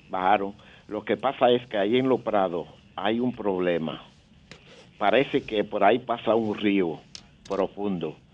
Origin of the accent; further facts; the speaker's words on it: Dominican Republic; Bueno, eh, yo quiero decirle algo a mi pueblo dominicano.